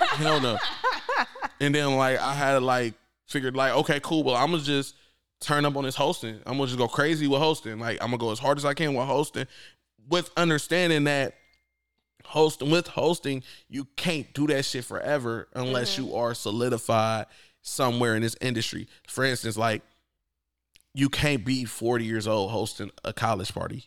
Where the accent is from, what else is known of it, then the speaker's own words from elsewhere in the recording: Akron, Ohio, United States; I'm from Akron.